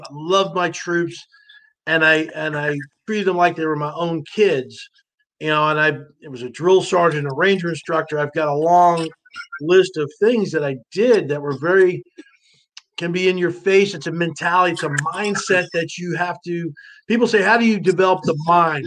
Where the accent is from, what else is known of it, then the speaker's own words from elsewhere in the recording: New Jersey, United States; moved away; I grew up in North Jersey, kind of a tough neighborhood